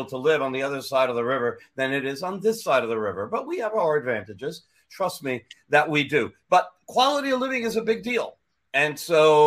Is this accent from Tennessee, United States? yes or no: no; New York, United States; I'm a New Yorker